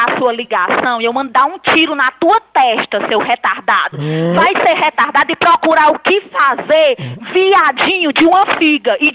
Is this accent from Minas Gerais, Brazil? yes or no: no; Caucaia, Ceará, Brazil; now in Switzerland; brasileira. Sou natural de Calcaia e moro aqui na Suíça.